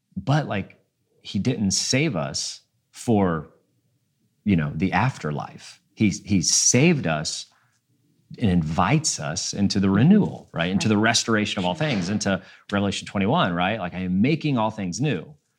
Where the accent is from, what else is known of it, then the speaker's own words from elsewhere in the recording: Cincinnati, Ohio, United States; moved away as an adult; also born or lived in Atlanta / Nashville; and then I moved back to Cincinnati, which is my hometown